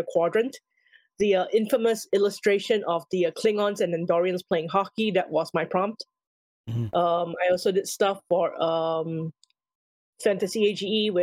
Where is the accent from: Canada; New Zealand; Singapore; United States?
Singapore; I grew up in Singapore